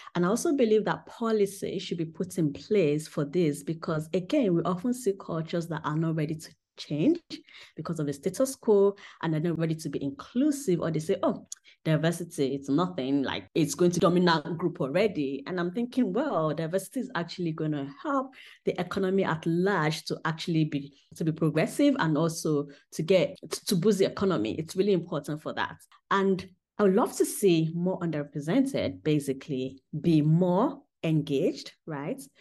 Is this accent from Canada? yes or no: no; Southwest Nigeria, Nigeria; moved away as an adult; also born or lived in United Kingdom; now in Germany; when I was growing up in Nigeria